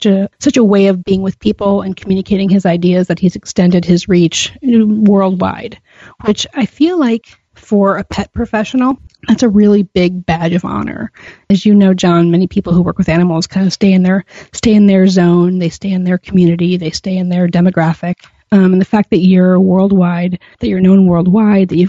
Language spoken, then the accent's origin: English; Chicago, Illinois, United States; I live in Chicago. I'm a Chicagoan for life